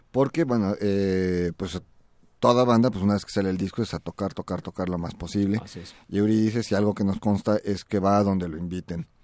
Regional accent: Mexico; como mexicanos

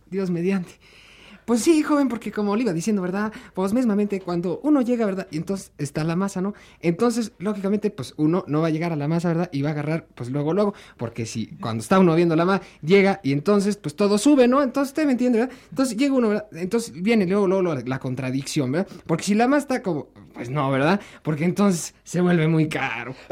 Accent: Michoacán, Mexico; Eh, pues de Michoacán, señor.

